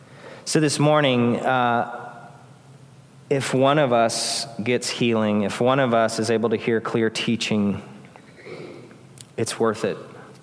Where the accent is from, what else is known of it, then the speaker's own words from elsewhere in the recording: United States; we are a lot like the Corinthians as American Christians.